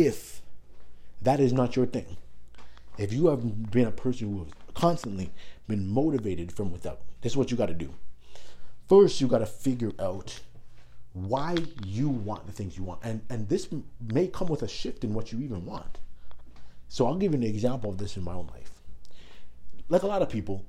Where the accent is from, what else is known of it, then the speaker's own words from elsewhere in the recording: Toronto, Ontario, Canada; moved away as an adult; also born or lived in Iowa; I'm from Toronto, so I'm in another country now